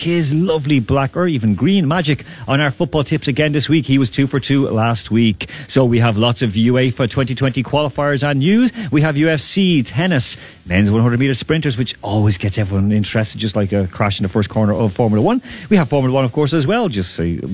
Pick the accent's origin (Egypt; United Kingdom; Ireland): Ireland; as an Irish person